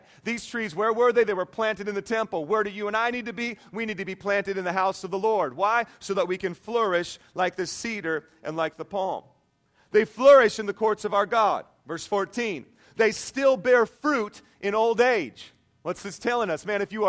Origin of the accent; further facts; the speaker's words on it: Whidbey Island, Washington, United States; Growing up on Whidbey Island, Washington, where it rains all the time, you can get a lot of big trees.